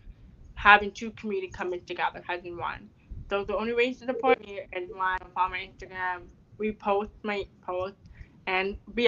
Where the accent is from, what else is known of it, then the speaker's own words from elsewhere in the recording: Canada; I'm a Canadian